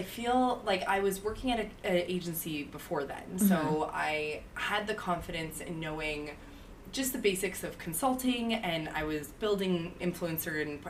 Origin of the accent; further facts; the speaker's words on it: Canada; now in New York, United States; I'm from Canada, but I've been